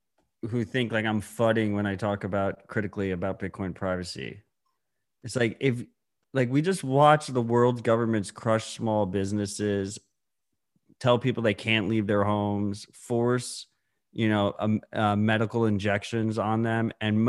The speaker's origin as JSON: {"language": "English", "country": "United States", "said": "My American bias is showing"}